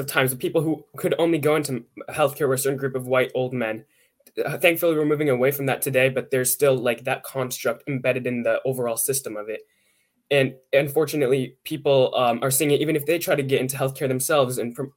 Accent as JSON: {"language": "English", "town": "Pittsburgh", "region": "Pennsylvania", "country": "United States", "said": "I'm from Pittsburgh, Pennsylvania"}